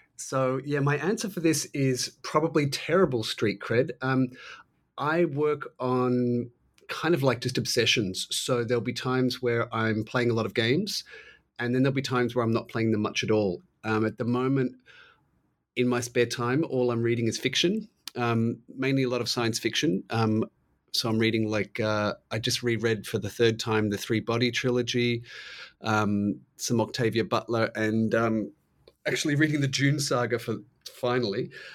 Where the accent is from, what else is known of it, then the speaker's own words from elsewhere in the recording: Australia; I'm Australian